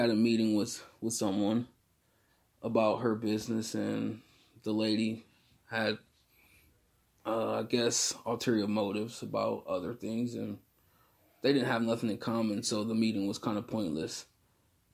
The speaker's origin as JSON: {"language": "English", "town": "Akron", "region": "Ohio", "country": "United States", "said": "I'm from Akron, Ohio"}